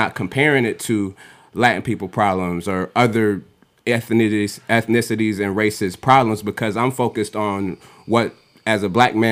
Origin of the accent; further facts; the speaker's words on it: Nigeria; I'm Nigerian, of course.